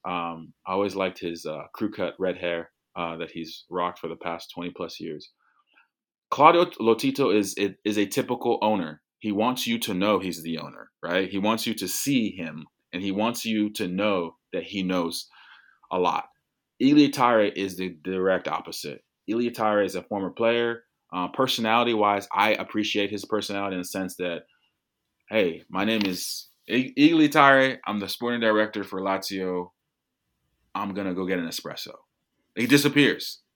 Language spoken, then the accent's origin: English; United States; as an American